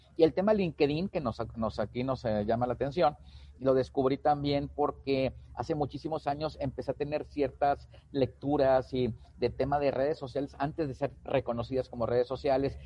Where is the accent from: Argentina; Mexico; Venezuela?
Mexico; Tamaulipas; also born or lived in Pachuca, Hidalgo; now in Nuevo León, Mexico; soy de Tamaulipas, vivo en el estado de Nuevo León desde hace mucho tiempo